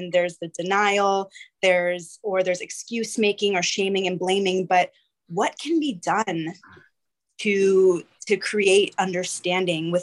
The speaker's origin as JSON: {"language": "English", "region": "California", "country": "United States", "moved": "yes", "lives_now": "El Salvador", "said": "I'm from California, but I'm currently based in El Salvador."}